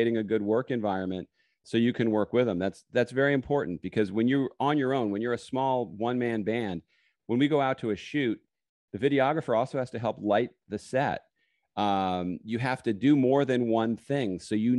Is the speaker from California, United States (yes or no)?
yes; California, United States; also born or lived in New York; No. I was originally born in New York. I grew up on the West Coast in California.